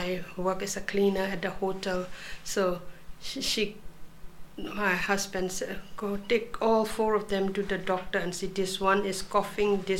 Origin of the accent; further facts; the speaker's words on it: Myanmar; moved away as an adult; now in Australia; I come from Myanmar. I arrived in Australia in 1994. Yes, and now it's nearly 27 years.